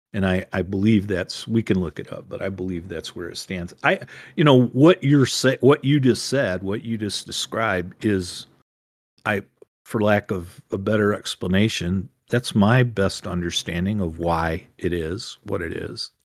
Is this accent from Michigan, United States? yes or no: yes; Ann Arbor, Michigan, United States